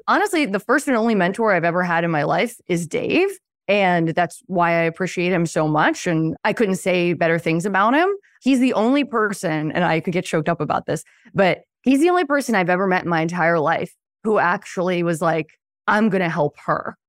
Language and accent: English; Philadelphia, Pennsylvania, United States; I was born in Western Pennsylvania, a pretty nowhere town, and then moved to Philadelphia when I was five